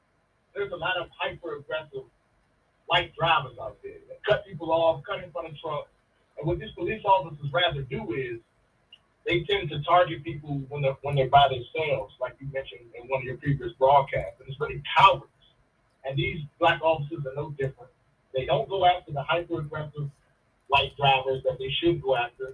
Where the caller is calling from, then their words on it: Roanoke, Virginia, United States; calling out of Roanoke, Virginia.